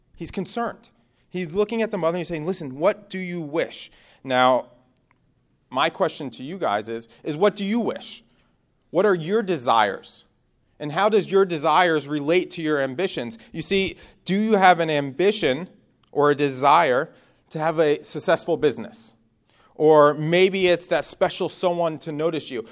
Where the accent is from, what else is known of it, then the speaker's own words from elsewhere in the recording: Northeast, United States; moved away as an adult; I'm from the Northeast, so bonfires is something you do every weekend.